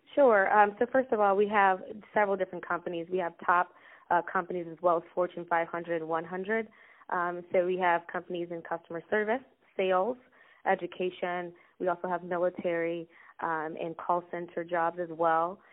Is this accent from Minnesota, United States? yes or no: no; Chicago, Illinois, United States; I am Chicago native. Um, I was born on the South Side, um, and uh, I currently live in the Chicagoland area too